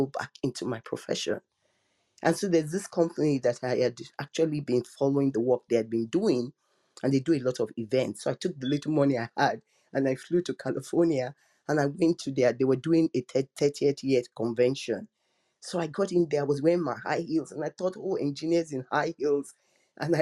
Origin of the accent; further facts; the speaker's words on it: Nigeria; I'm African, I'm Nigerian